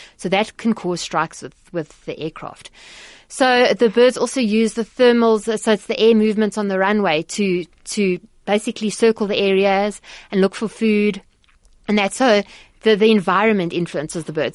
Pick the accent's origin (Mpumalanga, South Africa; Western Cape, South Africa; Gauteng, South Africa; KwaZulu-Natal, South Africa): Gauteng, South Africa; Johannesburg; I grew up in Johannesburg